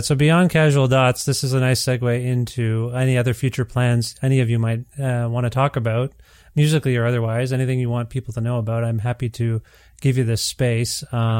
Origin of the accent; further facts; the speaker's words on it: India; I'm Indian, so I have many lives, apparently.